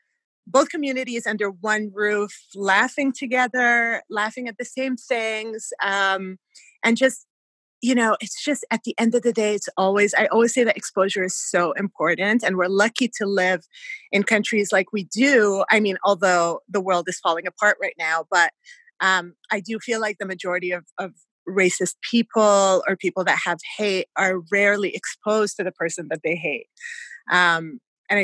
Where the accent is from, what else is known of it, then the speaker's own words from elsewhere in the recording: Canada; also born or lived in Kuwait / Montreal; we are Canadian